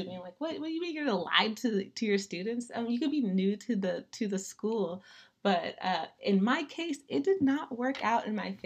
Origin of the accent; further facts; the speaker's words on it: Daly City, California, United States; also born or lived in San Leandro, California; I grew up in Daly City, California